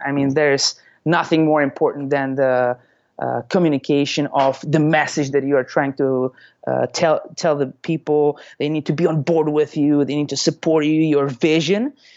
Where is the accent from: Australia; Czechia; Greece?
Czechia; now in Tampa, United States; I'm originally from the Czech Republic